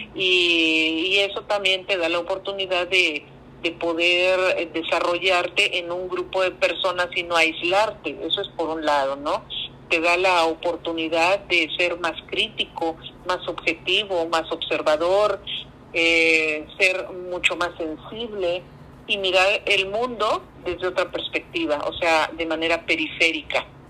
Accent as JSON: {"language": "Spanish", "region": "Veracruz", "country": "Mexico", "said": "soy una artista veracruzana"}